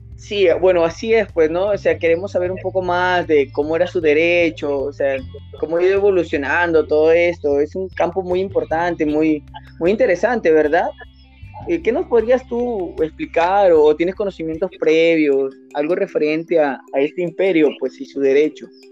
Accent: Peru

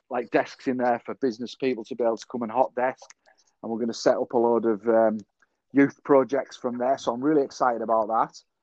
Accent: Selby, Yorkshire and the Humber, United Kingdom; I'm opening a cafe um, in my hometown, Selby

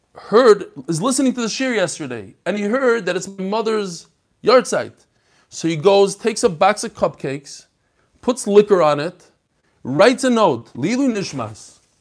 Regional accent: Chicago, Illinois, United States; I'm from Chicago.

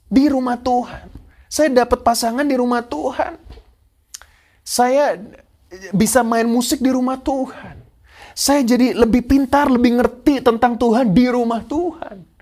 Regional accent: Surabaya, East Java, Indonesia; now in Perth, Australia; Yaitu saya pindah kota dari Surabaya saya saya dulu adalah jemaat tertanam dari saya lahir eh, dari saya ke pindah Surabaya jemaat tertanam gereja lokal saya gereja Bethel Tabernacle Kristus Pengasih

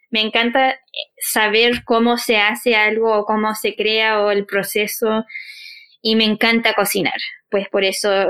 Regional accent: Chile; quizás lo alejado que somos los chilenos de Centroamérica.

